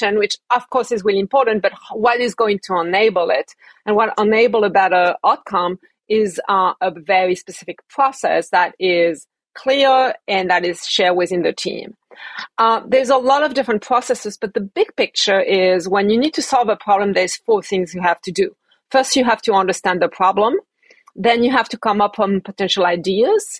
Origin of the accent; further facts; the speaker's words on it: Paris, Île-de-France, France; moved away as an adult; now in United States; I was born and raised in Paris